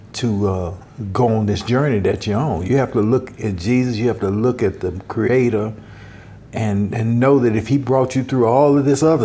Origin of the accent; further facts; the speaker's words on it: Nashville, Tennessee, United States; I was born and raised in Nashville, Tennessee